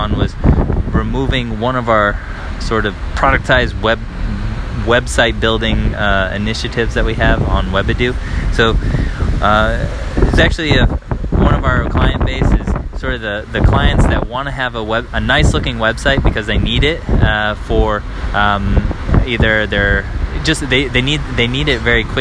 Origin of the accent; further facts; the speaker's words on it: United States; moved away as an adult; now in Paris, France; I'm an American living here abroad with my wife and daughter